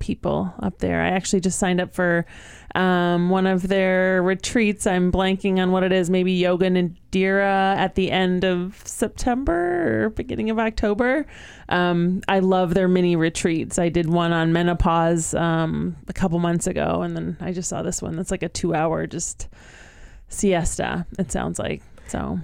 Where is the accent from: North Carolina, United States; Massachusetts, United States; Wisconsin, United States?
Massachusetts, United States; Western Mass; born or raised there